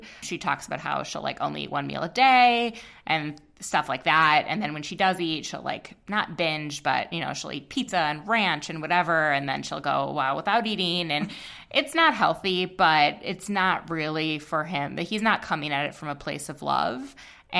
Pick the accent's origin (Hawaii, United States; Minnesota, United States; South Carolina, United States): Minnesota, United States; we're both from Minnesota